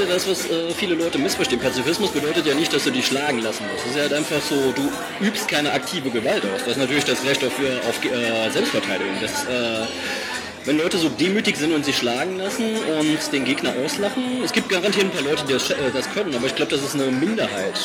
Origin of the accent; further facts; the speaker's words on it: Saarbrücken, Saarland, Germany; in Saarbrücken, wo ich herkomme